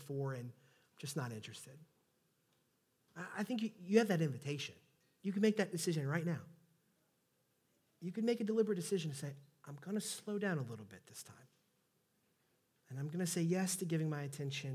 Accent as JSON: {"language": "English", "region": "Southeast Texas", "country": "United States", "accent": "Southeast Texas", "said": "my Southeast Texas accent"}